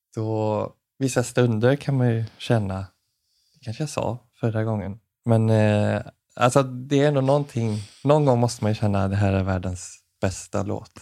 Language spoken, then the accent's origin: Swedish; Jönlanda, Västra Götaland, Sweden; moved away; hemma i Jönlanda